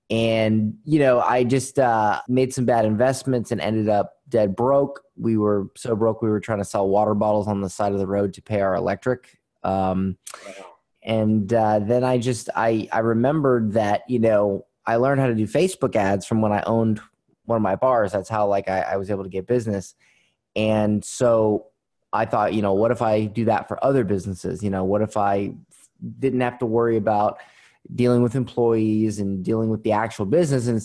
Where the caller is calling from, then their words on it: Florida, United States; Florida. Um, uh, uh, well, today uh, cloudy Florida, not not sunny Florida.